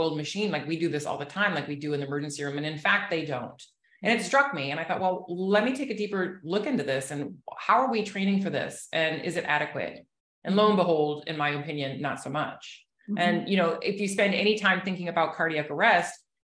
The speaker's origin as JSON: {"language": "English", "town": "Chicago", "region": "Illinois", "country": "United States", "moved": "yes", "lives_now": "Southwest Florida, United States", "said": "I'm actually from Chicago originally, but I've been in Florida for 30 plus years."}